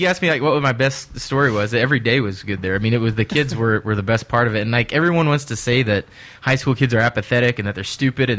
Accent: Peoria, Illinois, United States; moved away as an adult; now in Tennessee, United States; I'm originally from Illinois, Peoria, Illinois, right in the middle, about halfway between Chicago and St. Louis, and that's where I was born and raised.

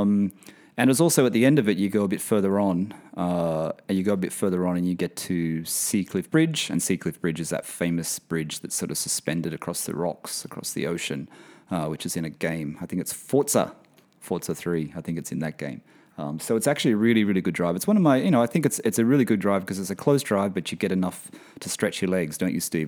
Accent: Sydney, New South Wales, Australia; also born or lived in London; now in Bahrain; I'm from Sydney

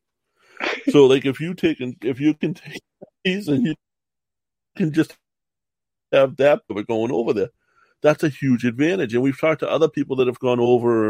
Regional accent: Massachusetts, United States; I'm from Massachusetts

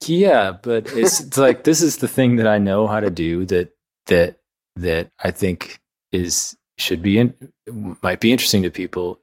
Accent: Midwest, United States; moved away; also born or lived in New York; growing up in the Midwest

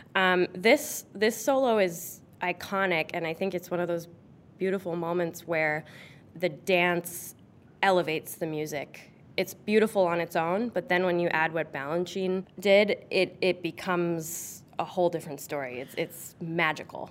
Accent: New Canaan, Connecticut, United States; I grew up in New Canaan, Connecticut

